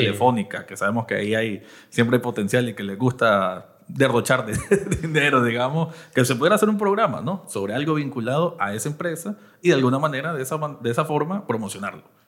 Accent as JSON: {"language": "Spanish", "region": "Managua", "country": "Nicaragua", "said": "Yo soy del Distrito dos de Managua"}